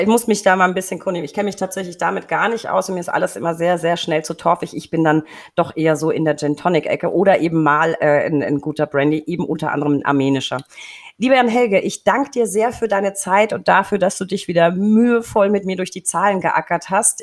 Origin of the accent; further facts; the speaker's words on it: Franconia, Germany; als Franke